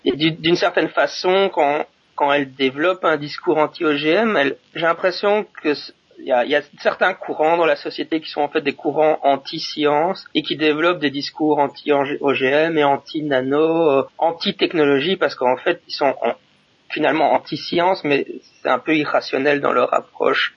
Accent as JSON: {"language": "French", "country": "Belgium", "moved": "yes", "lives_now": "Japan", "said": "je suis un Belge qui habite au Japon"}